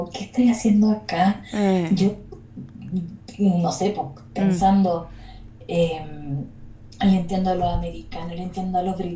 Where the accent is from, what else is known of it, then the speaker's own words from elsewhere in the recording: Chile; la mayoría de mi, de mi vida la viví entre Santiago y Valparaíso.